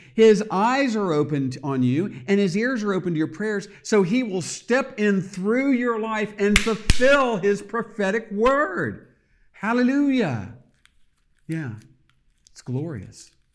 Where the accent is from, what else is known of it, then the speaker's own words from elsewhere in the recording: United States; I am an American, I love America